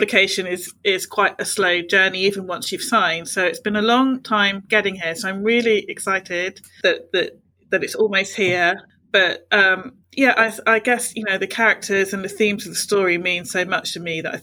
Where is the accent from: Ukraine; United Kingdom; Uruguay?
United Kingdom; Bournemouth, South West England; now in Portsmouth, United Kingdom; I'm originally from Bournemouth, but now I live in Portsmouth, so I'm, you know, a lifelong seaside girl.